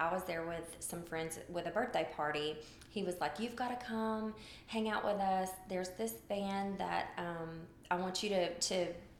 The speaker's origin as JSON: {"language": "English", "town": "Nashville", "region": "Tennessee", "country": "United States", "tie": "born or raised there", "said": "I am native to Nashville. I'm a unicorn, is what they call us people that have always lived here. I'm 42."}